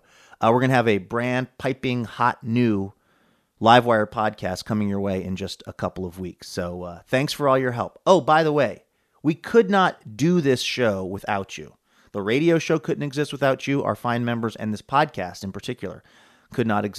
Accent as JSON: {"language": "English", "town": "Seattle", "region": "Washington", "country": "United States", "tie": "born or raised there", "said": "Seattle, Washington, my hometown"}